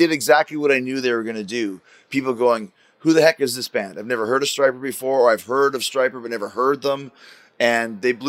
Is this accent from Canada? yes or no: yes; Canada; now in United States; It wasn't like that when I grew up in Canada.